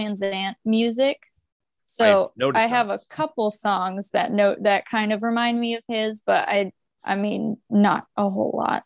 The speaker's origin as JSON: {"language": "English", "region": "Oklahoma", "country": "United States", "tie": "born or raised there", "said": "I grew up in like Oklahoma area"}